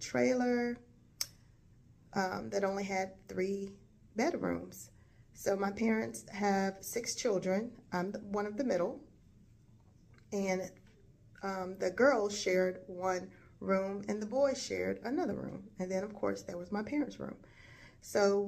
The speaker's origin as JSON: {"language": "English", "town": "Gatesville", "region": "North Carolina", "country": "United States", "tie": "born or raised there", "said": "I was born and raised in Gatesville, North Carolina, which is a small rural town in northeast North Carolina"}